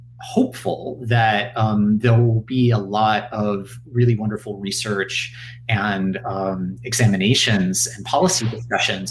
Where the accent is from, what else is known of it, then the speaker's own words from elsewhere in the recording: United States; as an American